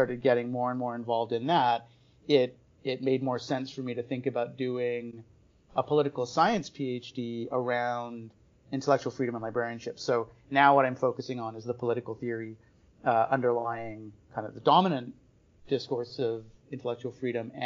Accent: Winnipeg, Manitoba, Canada; I grew up in Winnipeg, and I went to University of Manitoba

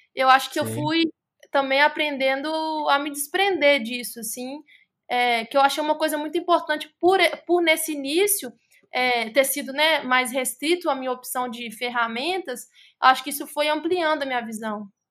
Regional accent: Contagem, Minas Gerais, Brazil; now in Belo Horizonte, Brazil; E sou de Minas Gerais, sou da cidade de Contagem. Atualmente moro em BH.

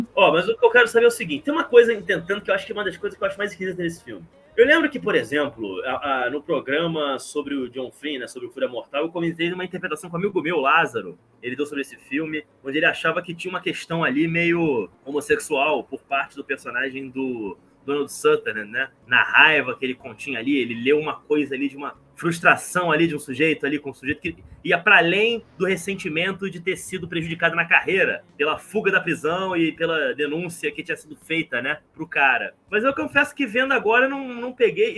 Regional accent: Brazil; sendo brasileiro em 2021

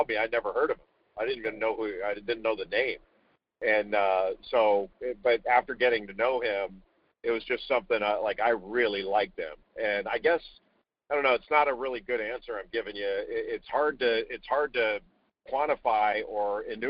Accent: Southern California, United States; I grew up in Southern California, not far from the water

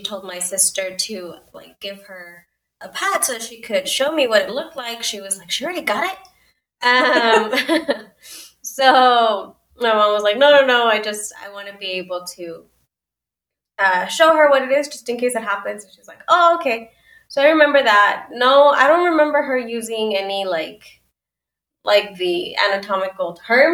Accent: El Paso, Texas, United States; also born or lived in Ciudad Juárez, Mexico / Austin, Texas; I was born and raised in El Paso, Texas, and I would say that I also was born in Juarez for most of my childhood

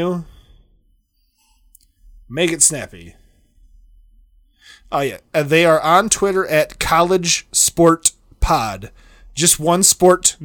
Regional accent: Big Ten area, Midwest, United States; I come from the Big Ten area

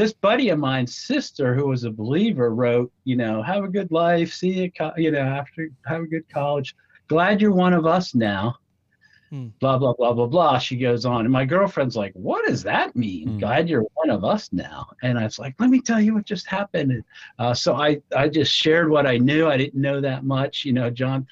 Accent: New Jersey, United States; I am from New Jersey, exit 4

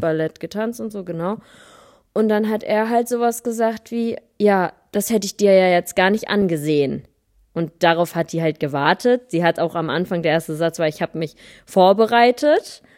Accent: the North, Northern Germany, Germany; moved away; bin frisch zurück aus dem Norden, da wo ich herkomme.

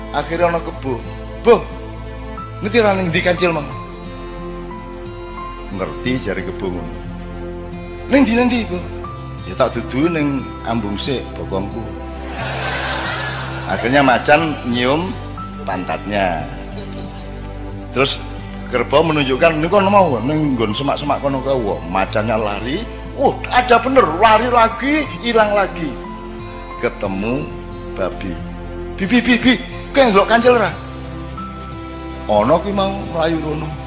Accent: Java, Indonesia; gue wong Jawa ya rata-rata ya gue milih di, mati kaliren opo mangan tapi barang colongan

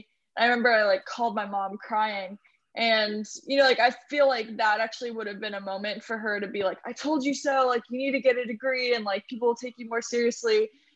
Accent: Morgantown, West Virginia, United States; Morgantown, West Virginia.

